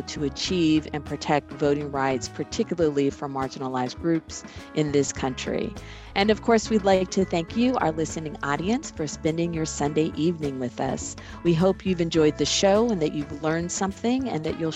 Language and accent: English; Southern California, United States; moved away as an adult; also born or lived in Greensboro; I grew up in Southern California